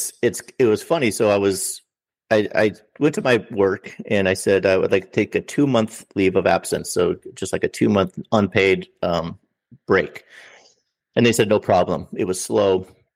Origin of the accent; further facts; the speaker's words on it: Minnesota, United States; I said, well, I'm from Minnesota, which is a state in the north middle part of the United States.